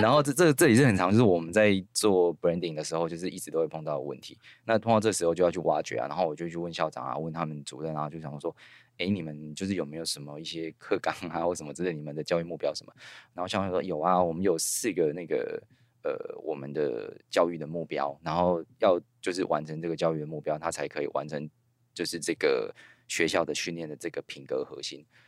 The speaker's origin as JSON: {"language": "Chinese", "region": "Kinmen County", "country": "Taiwan", "tie": "born or raised there", "also_born_or_lived": "Kaohsiung", "moved": "as an adult", "lives_now": "Taipei, Taiwan", "said": "我在金门长大的时候"}